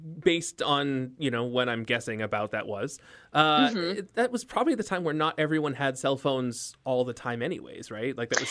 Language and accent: English; East Coast, United States; And I did grow up on the East Coast